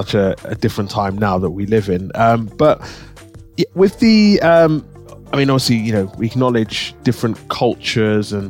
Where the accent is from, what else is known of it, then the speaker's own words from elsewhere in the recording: London, United Kingdom; I grew up in East London